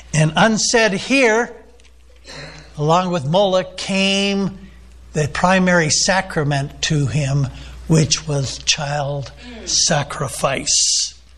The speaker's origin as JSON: {"language": "English", "country": "United States", "said": "I'm an American"}